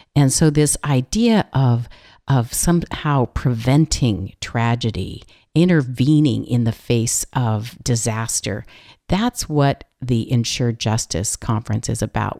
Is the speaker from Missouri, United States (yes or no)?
no; California, United States; I'm from California